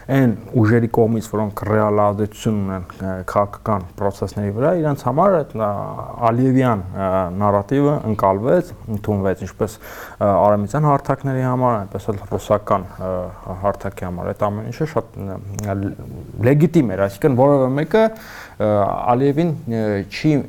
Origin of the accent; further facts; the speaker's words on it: Armenia; մենք Հայաստանը մեծացած երեխեք ենք եղել